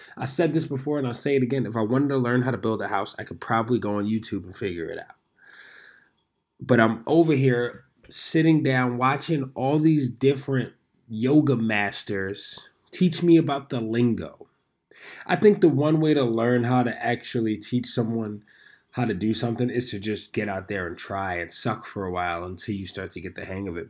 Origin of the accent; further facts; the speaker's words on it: New York City, New York, United States; I was born and raised in New York City